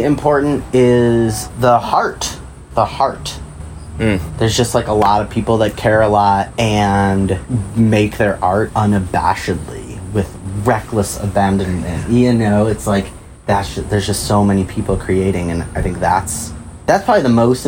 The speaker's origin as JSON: {"language": "English", "town": "Chicago", "region": "Illinois", "country": "United States", "tie": "born or raised there", "moved": "yes", "lives_now": "Urbana, United States", "said": "I grew up in Chicago and moved here to Urbana"}